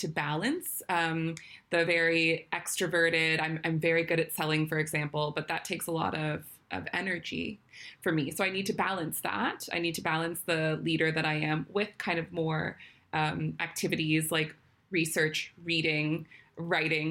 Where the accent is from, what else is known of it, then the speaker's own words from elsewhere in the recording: Washington, District of Columbia, United States; moved away as an adult; now in London, United Kingdom; I was born and raised in Washington, D.C.